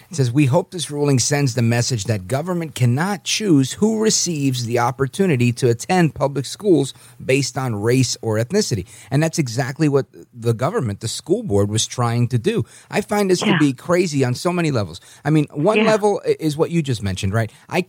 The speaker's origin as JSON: {"language": "English", "country": "United States", "tie": "born or raised there", "said": "I was born in the United States. My parents were born American citizens on the island of Puerto Rico."}